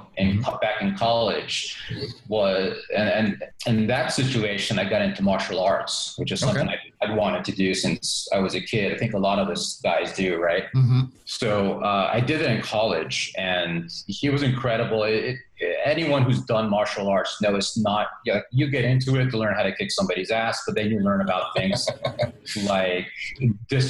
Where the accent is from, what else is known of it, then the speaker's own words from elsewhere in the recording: New York, United States; moved away; I grew up in New York and lived all over the U.S. Throughout the years